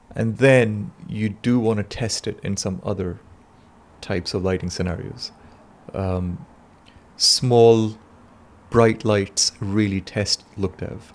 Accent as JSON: {"language": "English", "country": "Pakistan", "moved": "yes", "said": "I come from Pakistan"}